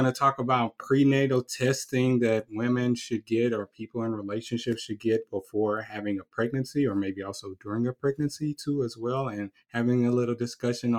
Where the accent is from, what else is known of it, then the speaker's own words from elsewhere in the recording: Port Arthur, Texas, United States; I'm from Port Arthur, Texas